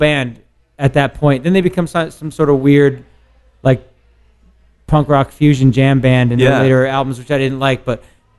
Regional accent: Glen Rock, New Jersey, United States; also born or lived in Paterson, New Jersey / Lower Manhattan, New York; I grew up in suburban New Jersey, man. I didn't grow up in like anywhere hard or anything like that. I was born in Paterson, which is hard. I lived in Jersey City and Lower Manhattan after a bunch of years, but where I grew up, like in Glen Rock, New Jersey

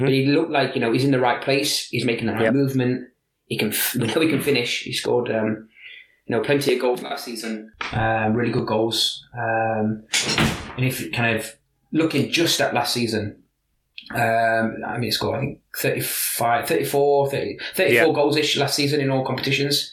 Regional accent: Liverpool, North West England, United Kingdom; accent: Liverpool; now in Scandinavia

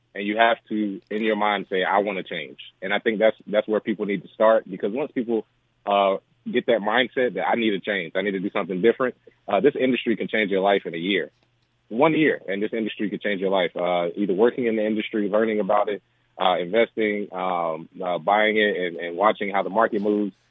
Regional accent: Charlotte, North Carolina, United States; I grew up in Charlotte, North Carolina

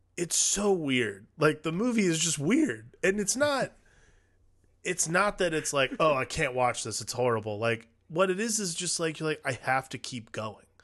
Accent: Cleveland, Ohio, United States; I'm from Cleveland

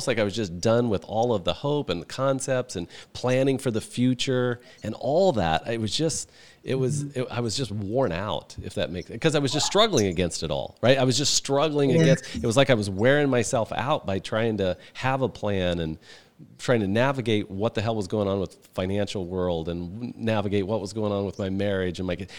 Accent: Midwest, United States; I've been to gong baths, and I'm from the Midwest.

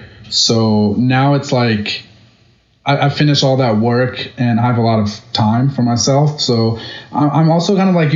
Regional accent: Ithaca, New York, United States; English is a second language; also born or lived in Myanmar; I came here when I was 9 years old, and I grew up in Ithaca since like 9 to high school

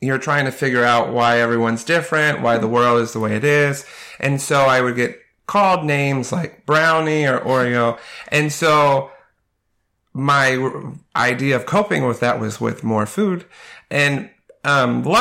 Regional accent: Canton, United States; I grew up in Canton. And so this has pretty much been my home except for college.

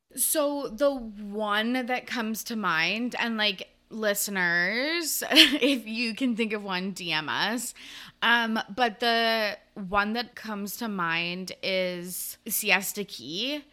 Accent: Canada; I'm from Canada

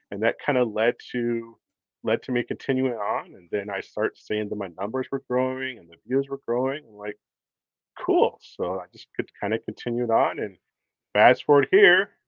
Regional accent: Minnesota, United States; moved away as an adult; now in San Antonio, United States; originally, I'm from Minnesota. I grew up there

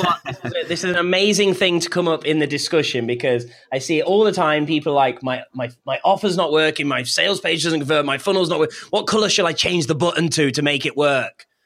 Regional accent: United Kingdom; I'm British.

